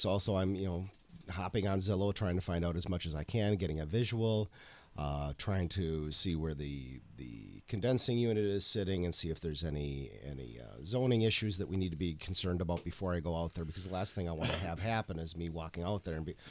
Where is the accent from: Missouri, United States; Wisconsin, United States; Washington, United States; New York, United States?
Wisconsin, United States; Sturgeon Bay; moved away; I grew up in Door County